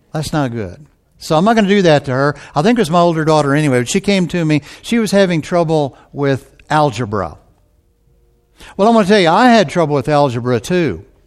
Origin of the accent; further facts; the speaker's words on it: Texas, United States; I'm from Texas